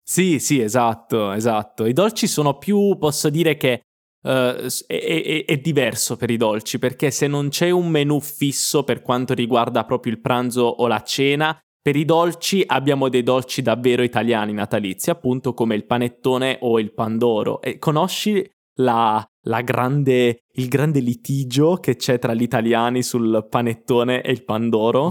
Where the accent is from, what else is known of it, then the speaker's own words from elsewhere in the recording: Apulia, Italy; moved away; also born or lived in Milan; nel sud Italia, da dove vengo io, perché io sono pugliese